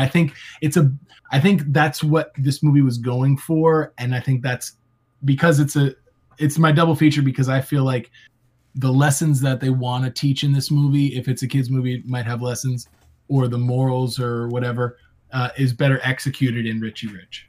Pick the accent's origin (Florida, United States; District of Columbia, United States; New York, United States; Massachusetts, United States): Florida, United States; a Florida man. Grew, I grew up in Florida